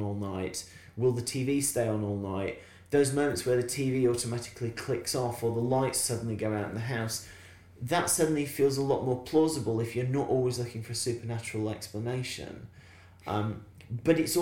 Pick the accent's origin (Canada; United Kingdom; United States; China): United Kingdom; Barnsley, Yorkshire and the Humber; growing up in Barnsley in the 1970s